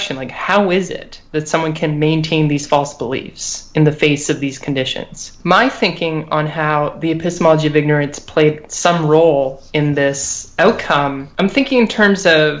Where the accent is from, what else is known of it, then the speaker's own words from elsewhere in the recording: Canada; now in United States; I'm Canadian